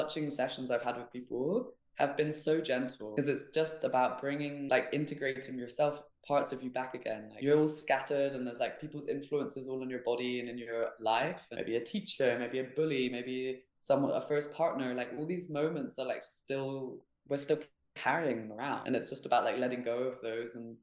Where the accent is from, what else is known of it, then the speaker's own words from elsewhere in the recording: Hamburg, Germany; moved away; also born or lived in England; I grew up in Germany